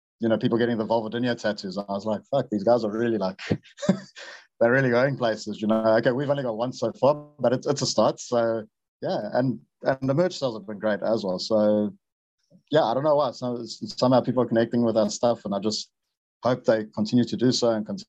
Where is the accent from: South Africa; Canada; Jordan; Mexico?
South Africa; Durban, KwaZulu-Natal; Durban, in my hometown